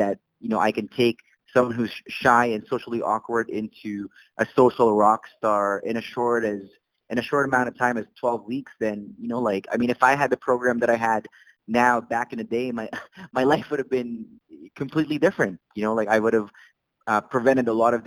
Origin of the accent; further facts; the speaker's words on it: Saudi Arabia; English is a second language; moved away as an adult; also born or lived in Philippines / Canada; now in Calgary, Canada; I immigrated from the Philippines. The rest of my family immigrated from Saudi Arabia, where I was raised